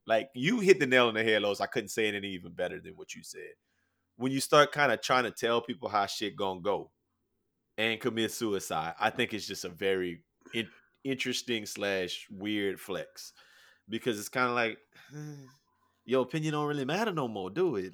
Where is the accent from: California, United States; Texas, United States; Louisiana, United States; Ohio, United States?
Louisiana, United States; I'm from Louisiana. I'm from Louisiana